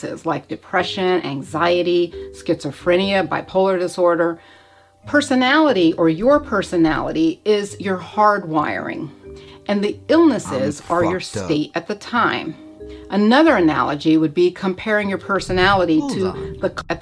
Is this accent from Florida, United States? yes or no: yes; Florida, United States; I grew up in Florida, which is a warm climate